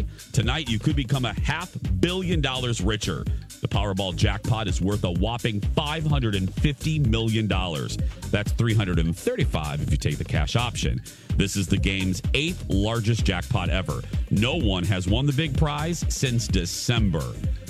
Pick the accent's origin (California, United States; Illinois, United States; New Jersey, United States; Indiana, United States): Indiana, United States; accent: Indiana; It's the remnants of my Indiana accent coming out, I guess, especially on the TV show.